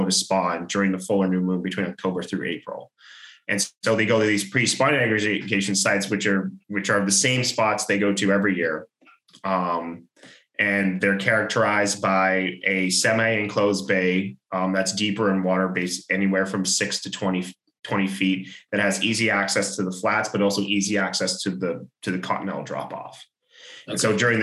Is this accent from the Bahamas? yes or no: yes; Freeport, Grand Bahama, Bahamas; I grew up in Freeport, Grand Bahama